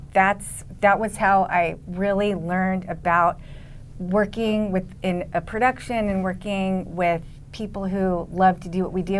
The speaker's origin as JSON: {"language": "English", "town": "Los Angeles", "region": "California", "country": "United States", "tie": "born or raised there", "said": "I was born in Los Angeles"}